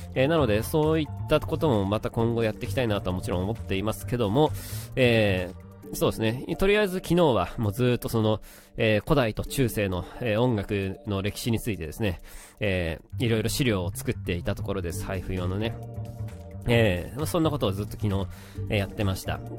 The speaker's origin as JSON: {"language": "Japanese", "region": "Kanagawa", "country": "Japan", "tie": "born or raised there", "said": "神奈川の出身"}